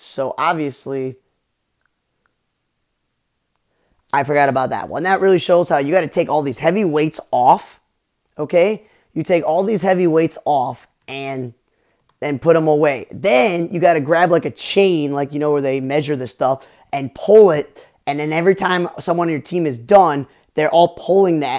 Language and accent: English; Chicago, Illinois, United States; I was raised in Chicago